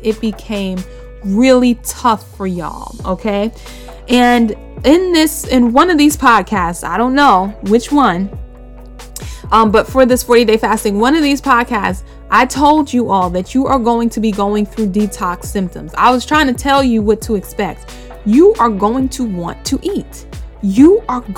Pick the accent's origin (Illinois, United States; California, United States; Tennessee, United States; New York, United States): New York, United States; New York City; I'm from Bushwick. So I grew up around a bunch of Dominicans and Puerto Ricans